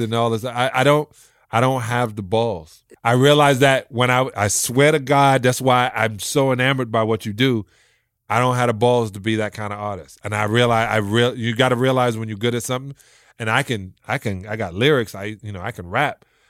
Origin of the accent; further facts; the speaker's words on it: New York City, New York, United States; I'm from a project in Brooklyn